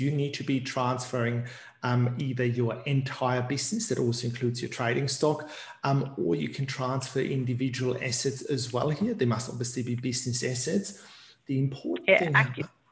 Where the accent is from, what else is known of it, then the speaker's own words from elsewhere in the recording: Queensland, Australia; I, don't want to boast being a Queenslander again